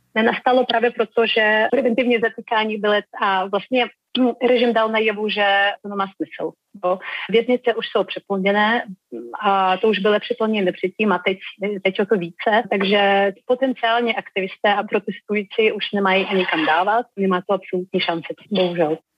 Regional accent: Belarus; Czech is a second language; now in Czech Republic; jsem z Běloruska

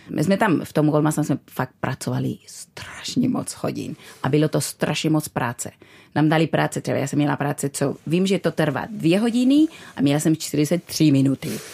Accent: Bilbao, Basque Country, Spain; Czech is a second language; moved away as an adult; also born or lived in London / Brno; now in Czech Republic; Já jsem vyrostla v Bilbao

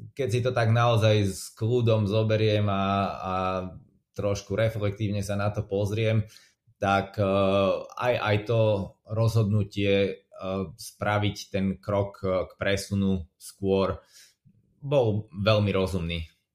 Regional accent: Slovakia; moved away as an adult; also born or lived in England; now in United Kingdom; ja som zostal zo Slovenska v Anglicku

